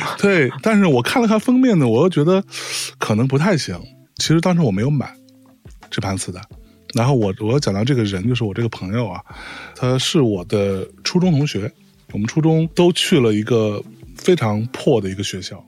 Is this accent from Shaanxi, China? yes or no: no; Lianyungang, Jiangsu, China; moved away; also born or lived in Beijing; 我成长的那个小城市是林荫港